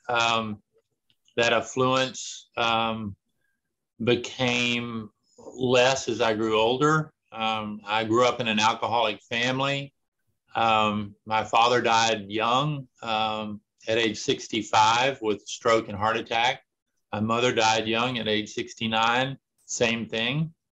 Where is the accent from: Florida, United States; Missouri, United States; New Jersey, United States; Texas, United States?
Texas, United States; I grew up about a mile from where I live right now. I've never lived anywhere else for any length of time